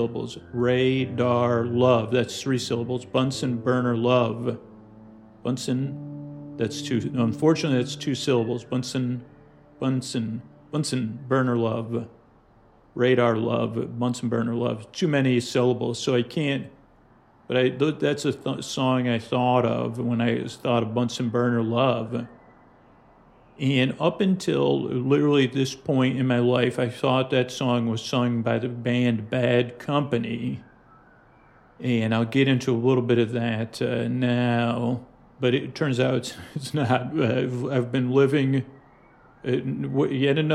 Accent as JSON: {"language": "English", "town": "Syracuse", "region": "New York", "country": "United States", "tie": "born or raised there", "moved": "yes", "said": "growing up in Syracuse"}